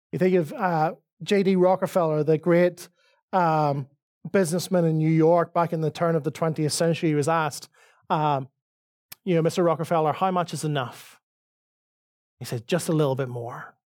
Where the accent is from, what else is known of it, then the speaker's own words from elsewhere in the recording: Northern Ireland, United Kingdom; accent: Northern Irish; now in Dublin, Ireland; my Northern Irish accent